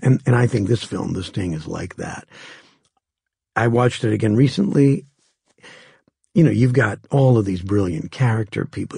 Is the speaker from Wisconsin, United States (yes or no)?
yes; Green Bay, Wisconsin, United States; moved away; where I grew up in Green Bay, it was a, at that time, a town of maybe sixty-five thousand people.